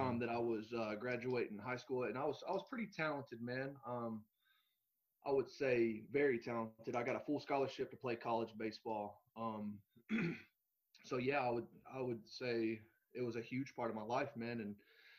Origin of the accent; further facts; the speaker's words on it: Manchester, Kentucky, United States; also born or lived in Grundy; So basically I was raised in Manchester. I was born up in Grundy, came down to Manchester and spent my childhood down here from kindergarten all the way through graduation.